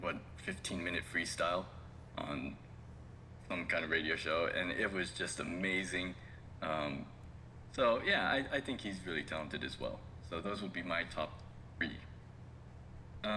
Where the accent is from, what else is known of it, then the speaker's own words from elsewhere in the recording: West Coast, United States; moved away as an adult; now in Japan; I'm from the West Coast